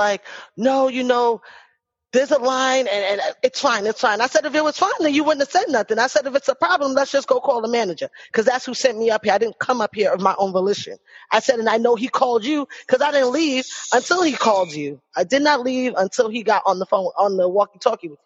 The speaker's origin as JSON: {"language": "English", "town": "New York City", "region": "New York", "country": "United States", "moved": "yes", "lives_now": "Winter Park, United States", "said": "I'm located in Orlando, Florida. I'm actually in Winter Park, which is like a little city right outside of Orlando. And I'm from the Bronx. You would normally be able to very much hear it"}